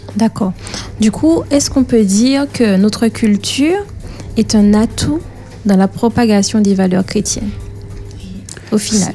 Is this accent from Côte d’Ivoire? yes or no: no; Martinique; je suis fière d'être martiniquais martiniquaise